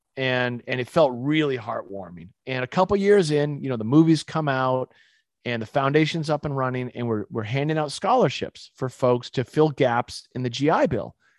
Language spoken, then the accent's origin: English; Winchester, Massachusetts, United States; moved away as an adult; also born or lived in Utah; I grew up in Winchester, Massachusetts